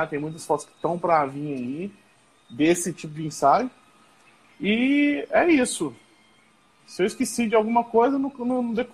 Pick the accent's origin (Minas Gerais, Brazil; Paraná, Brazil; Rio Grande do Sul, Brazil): Minas Gerais, Brazil; Passos; Eu sou aqui da cidade de Passos, Minas Gerais. É, minha cidade fica uns 40 minutos, mais ou menos, da cidade de Capitólio.